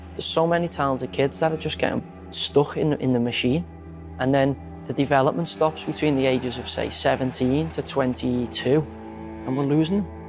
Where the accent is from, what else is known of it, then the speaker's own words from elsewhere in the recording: Sunderland, North East England, United Kingdom; my hometown club